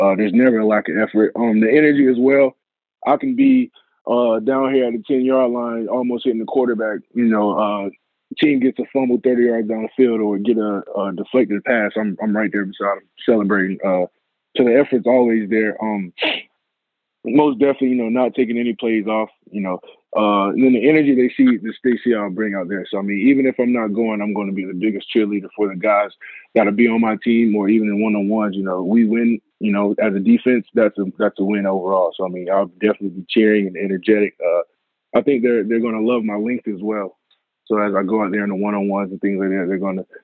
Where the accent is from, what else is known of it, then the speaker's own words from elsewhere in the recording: Columbia, South Carolina, United States; also born or lived in England / Spain; I grew up majority of my life in Columbia, South Carolina, with my mom, two brothers